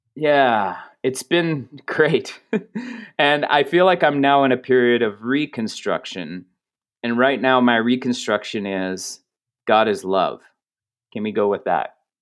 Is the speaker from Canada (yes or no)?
yes; Canada; I'm Canadian